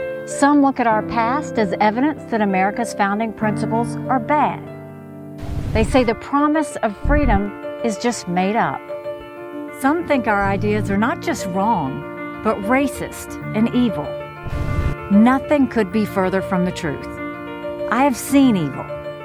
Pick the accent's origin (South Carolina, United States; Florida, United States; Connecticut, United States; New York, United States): South Carolina, United States; I was born and raised in South Carolina.